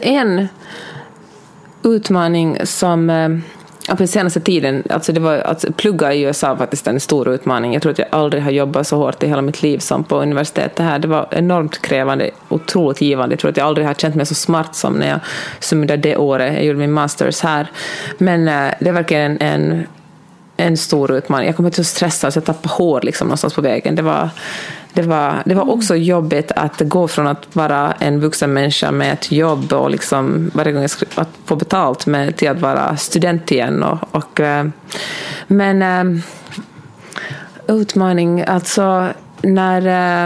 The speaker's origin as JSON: {"language": "Swedish", "town": "Helsinki", "region": "Uusimaa", "country": "Finland", "tie": "born or raised there", "also_born_or_lived": "Germany / Netherlands / Argentina", "accent": "Finland Swedish", "first_language": "Swedish", "moved": "as an adult", "lives_now": "Los Angeles, United States", "said": "jag växte upp i, i Helsingfors"}